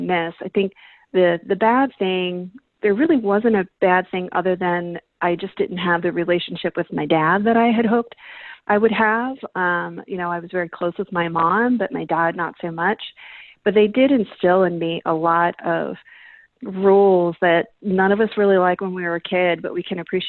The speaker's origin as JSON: {"language": "English", "town": "Baltimore", "region": "Maryland", "country": "United States", "tie": "born or raised there", "said": "I grew up in Baltimore City, Maryland"}